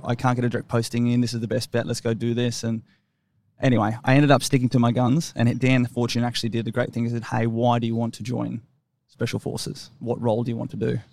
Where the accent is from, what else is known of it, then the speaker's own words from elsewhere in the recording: Brisbane, Queensland, Australia; moved away as an adult; also born or lived in Sydney / Fayetteville, North Carolina / Canberra; I grew up in Ferny Grove. There wasn't a lot going on there up in the northern suburbs of Brisbane